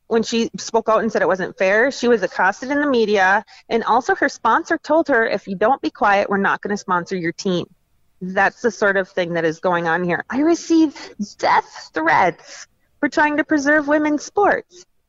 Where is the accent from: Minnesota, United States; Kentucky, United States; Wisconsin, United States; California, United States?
Minnesota, United States; I'm from Minnesota